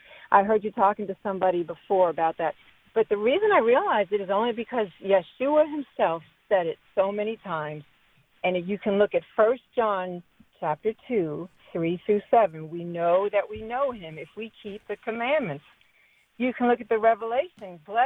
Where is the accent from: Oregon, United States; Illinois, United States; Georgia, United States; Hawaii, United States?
Georgia, United States; Warner Robins; Hi, I am from Warner Robins, Georgia.